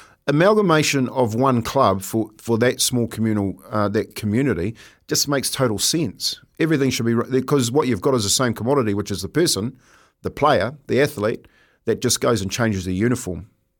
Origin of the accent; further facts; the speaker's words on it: Taranaki, New Zealand; So I'll use my hometown as a prime example. We had Subaru, car manufacturer, Swandroy, and they, you know, the big Swannies that every hunter's wearing at the moment, and the Freezing Works is the three biggest industries in that small town.